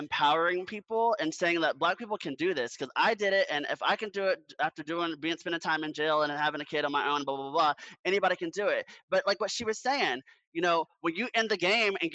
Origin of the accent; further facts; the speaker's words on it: Orlando, Florida, United States; my hometown, I'm from Orlando, Florida